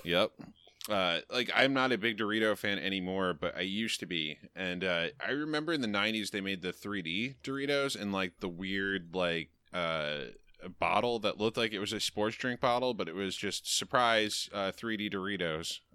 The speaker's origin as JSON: {"language": "English", "area": "the Adirondacks", "region": "New York", "country": "United States", "said": "near my home, as I am from the Adirondacks"}